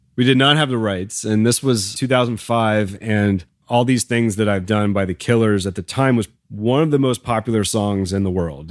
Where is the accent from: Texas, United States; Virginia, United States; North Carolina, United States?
Virginia, United States; Midlothian; I had many amazing teachers growing up in Virginia